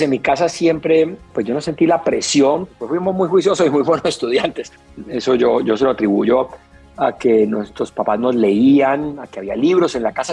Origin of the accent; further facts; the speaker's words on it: Cali, Valle del Cauca, Colombia; Crecí en Pance en el sur de Cali.